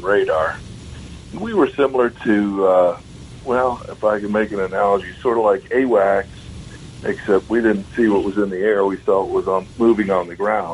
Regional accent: Long Island, New York, United States; I grew up on Long Island

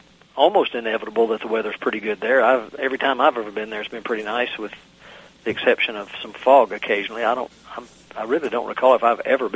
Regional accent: southwestern Virginia, United States; accent: southwestern Virginian; moved away as an adult; now in Northern Virginia, United States; I've been here in the Northern Virginia area since 87. And only the people who live back in the mountains where I grew up think my accent's changed. Everybody here thinks it's still very southwestern Virginian.

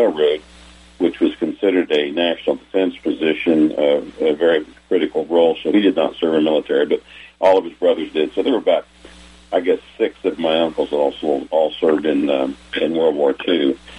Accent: Pittsburg, Kansas, United States; I was born and grew up in Pittsburgh, Kansas, southeast Kansas, just across the state line from Joplin, Missouri. And my mom and dad both grew up in that area.

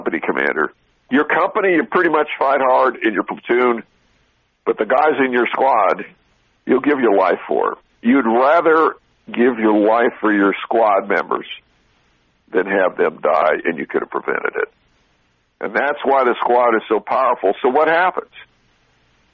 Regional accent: Southern California, United States; I grew up in Southern California

